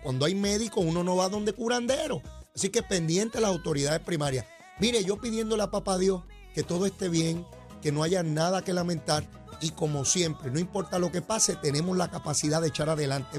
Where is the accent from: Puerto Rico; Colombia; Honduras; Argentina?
Puerto Rico; San Juan; Yo vivo en San Juan. Yo soy sanjuanero.